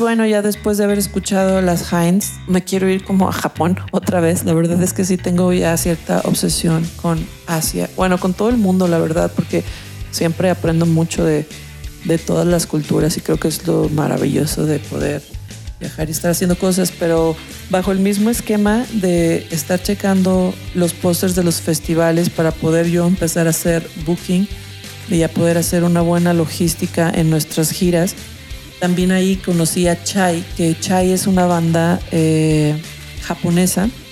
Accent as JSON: {"language": "Spanish", "town": "Guadalajara", "region": "Jalisco", "country": "Mexico", "said": "yo soy de Guadalajara"}